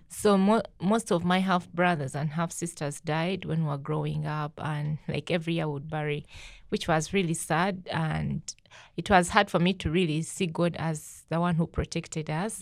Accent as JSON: {"language": "English", "country": "Uganda", "tie": "born or raised there", "moved": "yes", "said": "my life growing up in Uganda is not fun"}